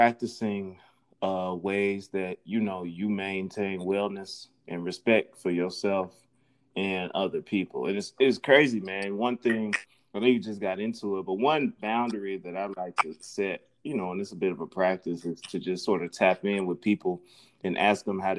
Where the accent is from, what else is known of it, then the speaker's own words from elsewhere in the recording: Mississippi, United States; I'm 28 from Mississippi and taught my first college semester